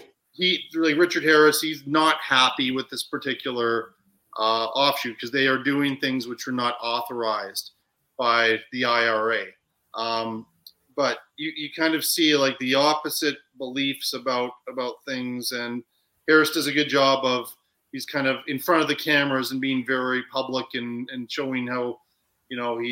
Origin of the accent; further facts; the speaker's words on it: Ireland; I'm Irish